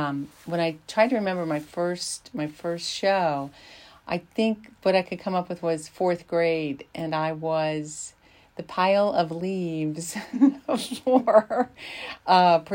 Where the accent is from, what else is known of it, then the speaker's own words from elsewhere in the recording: Berkeley Springs, West Virginia, United States; I'm from Berkeley Springs, West Virginia